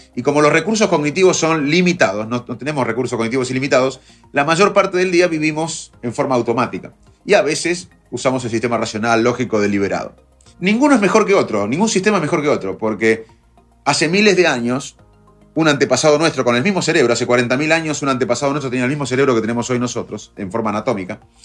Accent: Arroyo Dulce, Buenos Aires, Argentina; los dos nos criamos en Arroyo Dulce, en Salto

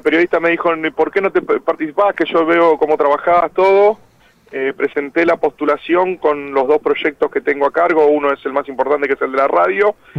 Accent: Argentina; somos siete los argentinos

